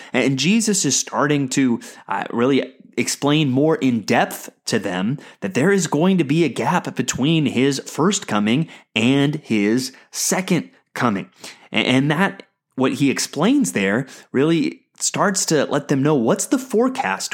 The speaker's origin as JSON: {"language": "English", "country": "United States", "said": "as American Christians"}